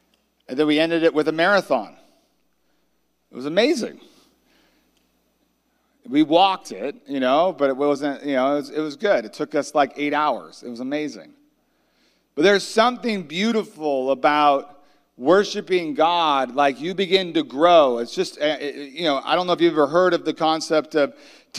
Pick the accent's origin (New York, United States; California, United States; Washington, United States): California, United States; I am from California and I am a surfer